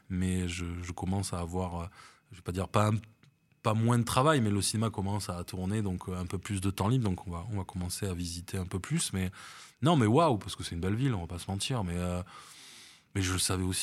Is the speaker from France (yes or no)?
yes; Paris, Île-de-France, France; born there; also born or lived in Bordeaux; now in Nice, France; je suis parisien de cœur et ça on me l'enlèvera jamais parce que je suis né là-bas et que, voilà. je suis bordelais aussi parce que j'y ai vécu quand même presque 40 ans